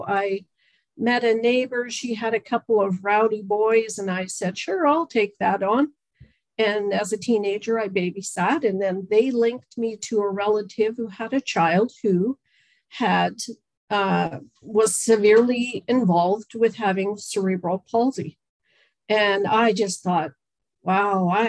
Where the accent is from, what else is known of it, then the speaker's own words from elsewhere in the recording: London, Ontario, Canada; moved away as an adult; also born or lived in Red Deer, Alberta; now in Alberta, Canada; I am from London, Ontario. And I moved out here in my adventurous early 20s